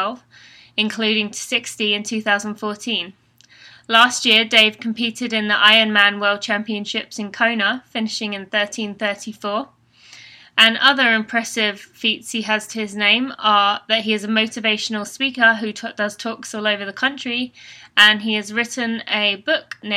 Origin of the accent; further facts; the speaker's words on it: England, United Kingdom; accent: British; now in United States; I'm originally from England, and I'm an elite runner living in America with my fiancé, Steve